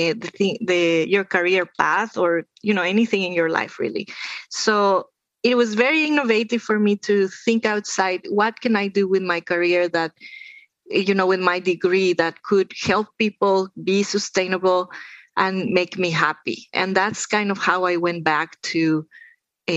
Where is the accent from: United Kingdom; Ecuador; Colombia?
Ecuador; Andes; moved away; the Andes, where I am from. I am from Ecuador